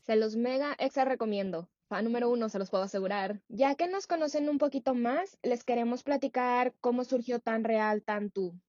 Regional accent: Saltillo, Coahuila, Mexico; moved away as an adult; now in San Francisco, United States; nací y crecí en México, en Saltillo, pero como les comenté, actualmente vivo en San Francisco.

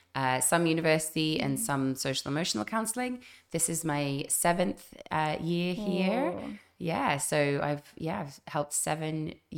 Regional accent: Zimbabwe; moved away as an adult; also born or lived in London / Zambia / Canada; now in Phuket, Thailand; I grew up in Zambia and Zimbabwe

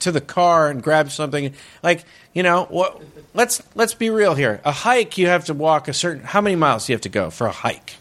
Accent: Northern California, United States; I'm from Northern California

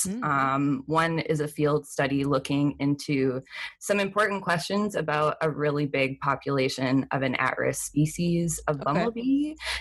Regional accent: Canada; also born or lived in British Columbia; I'm from Canada. I live in the province of British Columbia

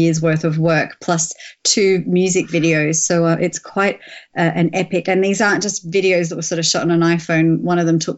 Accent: Melbourne, Victoria, Australia; moved away as an adult; now in London, United Kingdom; I've actually relocated back here a year and a half ago from my hometown of Melbourne

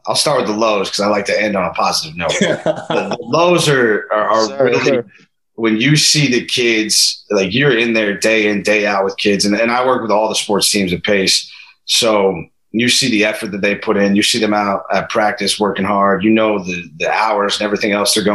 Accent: Pickerington, Ohio, United States; moved away as an adult; now in New York, United States; I'm from Columbus, Ohio, a suburb of it called Pickerington, Ohio

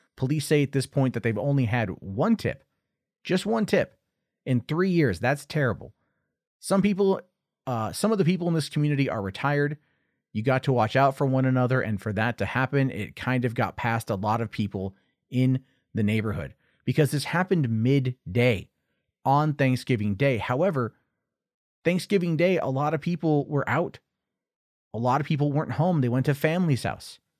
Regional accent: Portland, Oregon, United States; moved away; I'm from the Pacific Northwest. I'm from Portland originally.

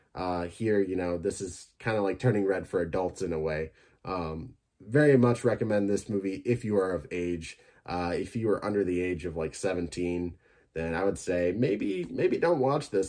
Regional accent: Michigan, United States; my home state

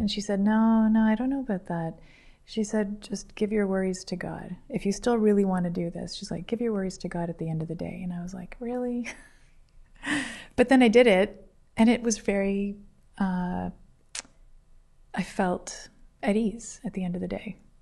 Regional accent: Toronto, Ontario, Canada; moved away as an adult; now in Guelph, Canada; I'm from Toronto

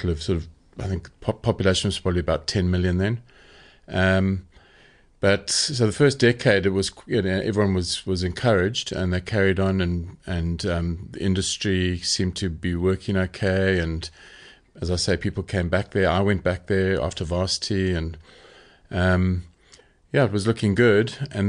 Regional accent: Zimbabwe; moved away as an adult; also born or lived in Bulawayo; Well, I actually grew up in Zimbabwe. So I was born in Bulawayo in Zimbabwe, was Rhodesia then. And we grew up in a small town and we went to a boarding school out of town in the middle of the bush.

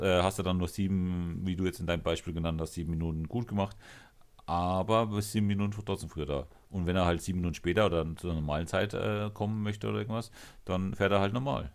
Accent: Germany; wir in Deutschland

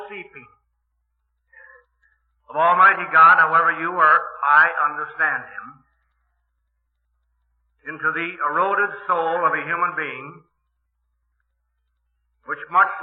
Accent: Milwaukee, Wisconsin, United States; I am from Milwaukee

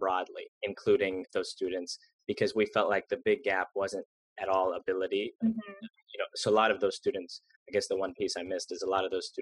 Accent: Jacksonville, Florida, United States; There were other schools in my hometown of Jacksonville

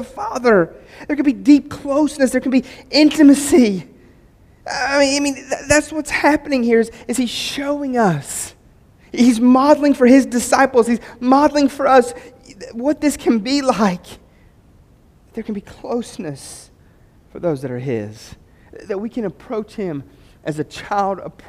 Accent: West Virginia, United States

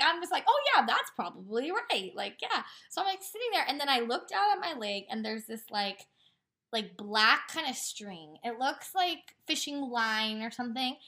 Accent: Portland, United States; We're from Portland

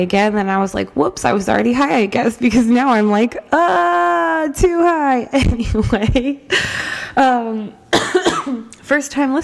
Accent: Norfolk, Virginia, United States; moved away as an adult; now in New York, United States; I started out in my hometown in Norfolk, Virginia

